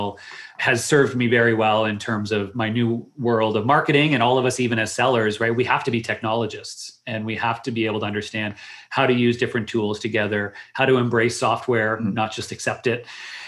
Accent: Canada; also born or lived in Waterloo, Ontario; I am Canadian

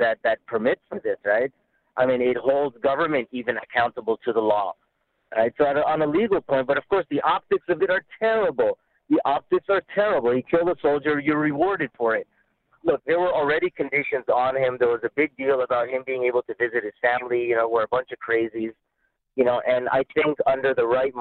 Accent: Canada; a Canadian identity

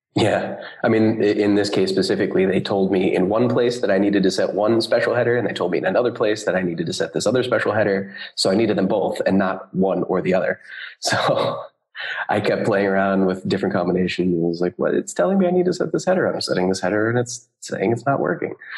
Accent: United States; moved away as an adult; now in Berlin, Germany; I am a developer based in Berlin, although I am American

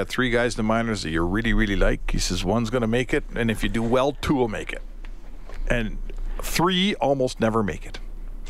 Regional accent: Canada; as a Canadian, you kind of when you sign the papers or when your parents sign the papers when you were born here, the rider in the contract is you're going to get snowed on at some point.

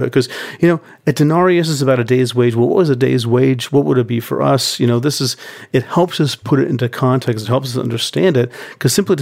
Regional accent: United States; I'm American

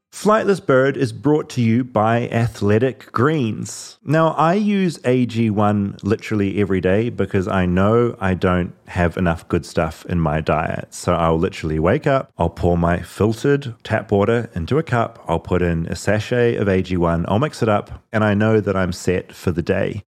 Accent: New Zealand; moved away as an adult; now in United States; being a New Zealander

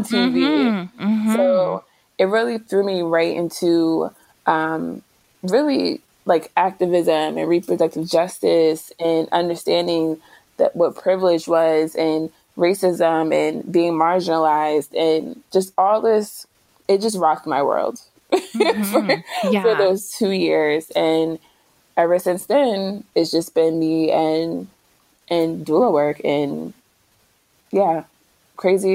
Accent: New Jersey, United States; moved away as an adult; also born or lived in Philadelphia; I'm from Jersey, but I had moved to Philadelphia.

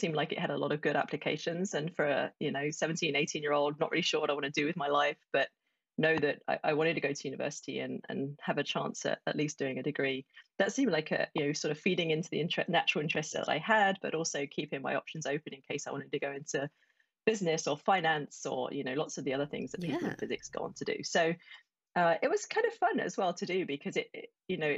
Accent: Essex, East of England, United Kingdom; moved away as an adult; also born or lived in Colorado; I grew up in Essex, and if you're not familiar with the UK, it's just northeast of London

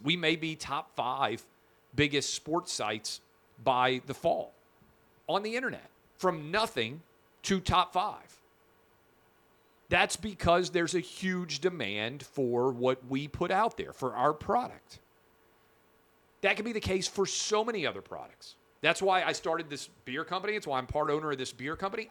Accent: Tennessee, United States; my home state, uh, Nashville

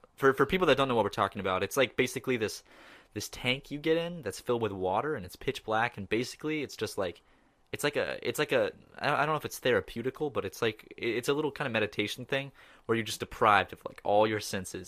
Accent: Charleston, South Carolina, United States; I'm from Charleston, which is like the, like, kinda like the city beach

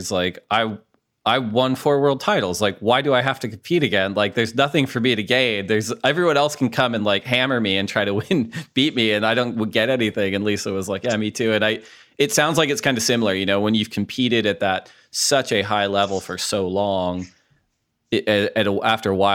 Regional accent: Gulf Coast of Florida, United States; moved away as an adult; also born or lived in San Clemente, California; now in Daytona Beach, United States; I grew up in the Lake Gulf.

